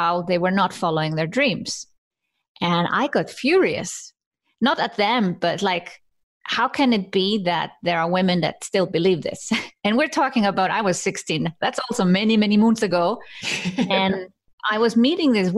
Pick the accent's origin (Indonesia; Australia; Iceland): Iceland; now in Switzerland; I come from Iceland.